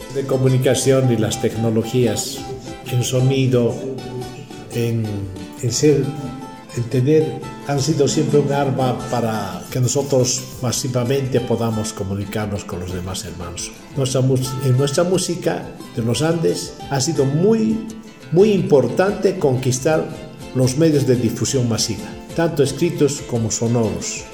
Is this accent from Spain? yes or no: no; Capinota, Cochabamba, Bolivia; hemos nacido en Bolivia, que es una, la, segunda, la, la segunda en importancia, y tercero somos de Cochabamba, que es el centro de Bolivia. Y hemos nacido la mayoría en, un poblado mucho más pequeñito de 200 almas, digo de 2.000 almas, llamado Capinota